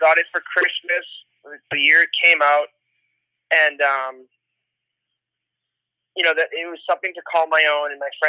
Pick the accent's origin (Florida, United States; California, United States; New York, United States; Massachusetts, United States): Massachusetts, United States; north of Boston; I was born and raised north of Boston.